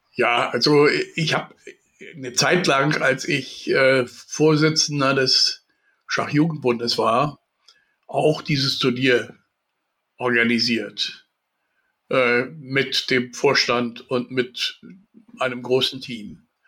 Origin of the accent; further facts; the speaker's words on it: Mark Brandenburg, Germany; now in Hamburg, Germany; ich komme ja aus der Mark Brandenburg